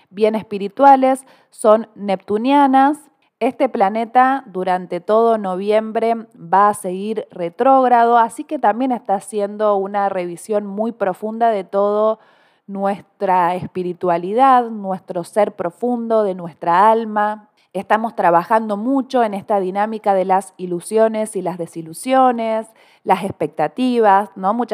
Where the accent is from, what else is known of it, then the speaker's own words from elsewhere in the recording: Córdoba, Argentina; born there; No se me nota la tonada porque nací en el interior de Córdoba, pero aquí vivo en esta bellísima ciudad